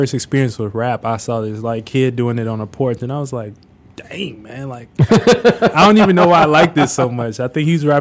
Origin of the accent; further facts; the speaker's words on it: Chicago Heights, Illinois, United States; My childhood was like in Chicago Heights, you know, and my teenage years was in like the city of Chicago, which would be South Side, like 87th Street